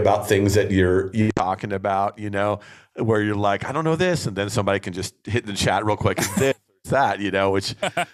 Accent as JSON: {"language": "English", "region": "New Jersey", "country": "United States", "tie": "born or raised there", "moved": "yes", "said": "growing up back east, we're both from Jersey"}